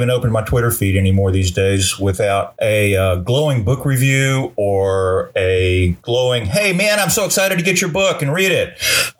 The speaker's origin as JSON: {"language": "English", "region": "Texas", "country": "United States", "tie": "born or raised there", "said": "I grew up in Texas. I'm a third or fourth generation Texan, depending on who you ask."}